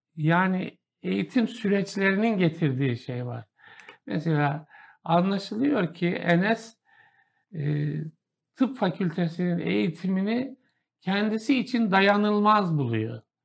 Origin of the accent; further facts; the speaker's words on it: Kahramanmaraş, Turkey; Maraş, ben Maraşlıyım